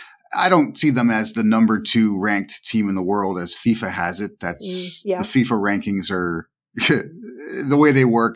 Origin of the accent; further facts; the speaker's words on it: Canada; being Canadian